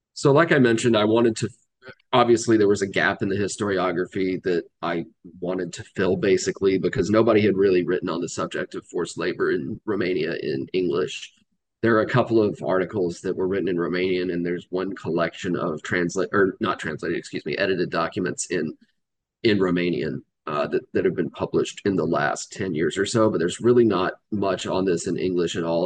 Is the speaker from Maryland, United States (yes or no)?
no; Georgia, United States; I grew up in in Georgia. Um, spent most of my life living in the South